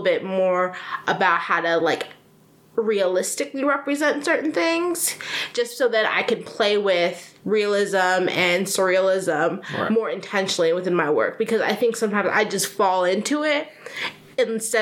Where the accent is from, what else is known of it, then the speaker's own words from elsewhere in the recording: Chicago, Illinois, United States; also born or lived in Granville, Ohio; I grew up here. I'm from Chicago